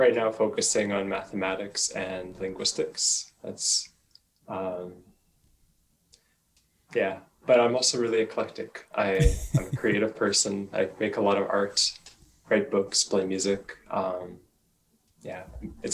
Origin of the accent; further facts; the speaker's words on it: Winnipeg, Manitoba, Canada; I am from Winnipeg, and I still live in Winnipeg.